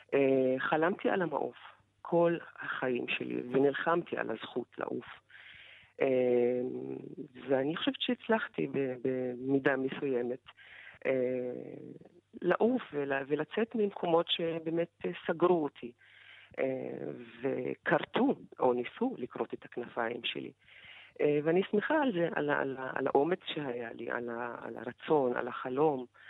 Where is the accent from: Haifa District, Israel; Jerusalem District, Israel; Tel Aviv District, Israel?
Haifa District, Israel; unrecognized Bedouin village near Haifa; איפה אני גדלתי בכלל, איזה זהות ישראלית יש לי כשאני גרה בכפר לא מוכר, בצריף, ללא חשמל